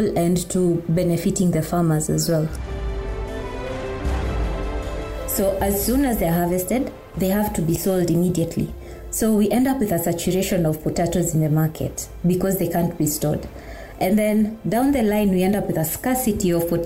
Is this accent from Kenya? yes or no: yes; Kikuyu community, Mount Kenya region, Kenya; I come from the Kikuyu community in Mount Kenya region.